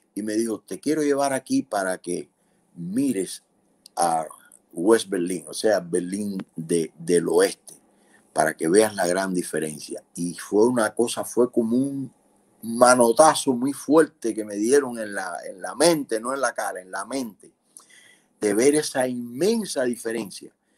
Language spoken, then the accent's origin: Spanish; Cuba; moved away as an adult; Nosotros como cubanos